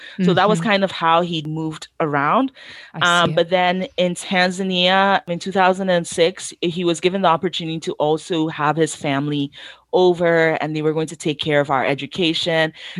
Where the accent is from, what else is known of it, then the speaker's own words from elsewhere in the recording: Ghana; if I, God forbid, I say I'm a Ghanaian and I'm making jollof Nigerian style, I know that there are going to be a lot of Nigerians who are going to be in my comments saying, why is there a Ghanaian making Nigerian jollof?